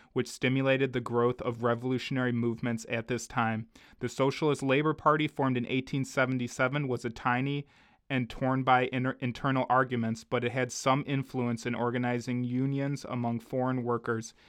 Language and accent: English; United States; growing up in America, in the, you know, the, the, the belly of the beast